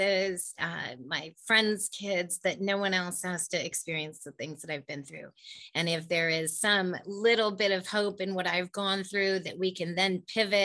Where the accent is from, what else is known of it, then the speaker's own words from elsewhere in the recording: Silicon Valley, California, United States; I grew up in the Silicon Valley. I was born and raised here